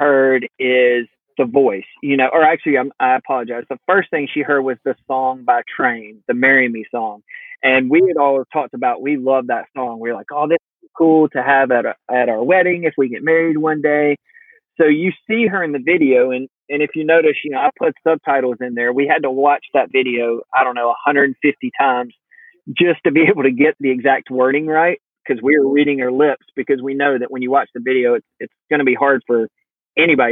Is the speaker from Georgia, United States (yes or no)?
yes; the South, Georgia, United States; we're from the South, we're in Georgia, and that's just kind of the way we're raised